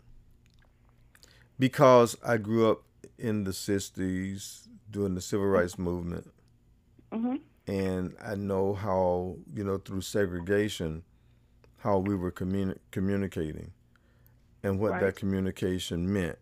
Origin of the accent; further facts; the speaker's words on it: the South, United States; I grew up in the South